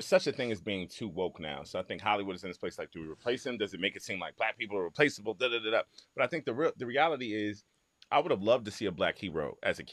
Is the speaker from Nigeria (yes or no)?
yes; Nigeria; as a Nigerian